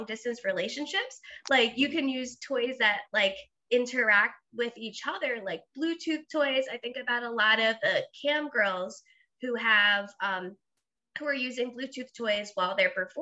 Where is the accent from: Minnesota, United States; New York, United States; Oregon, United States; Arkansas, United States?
New York, United States; Long Island; moved away as an adult; also born or lived in Blacksburg, Virginia; I grew up in New York, and then I, you know, Long Island, we're pretty open-minded